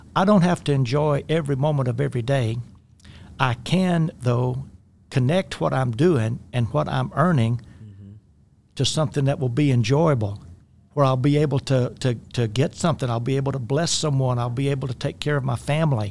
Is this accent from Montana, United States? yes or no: no; rural Louisiana, United States; I grew up in the Deep South, uh, mid-twentieth century and, uh, rural Louisiana.